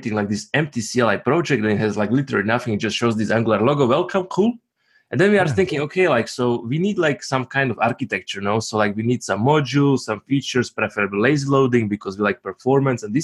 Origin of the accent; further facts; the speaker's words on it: Slovakia; now in Zurich, Switzerland; I am in Zurich, Switzerland currently, even though originally I am from Slovakia, same as Mishko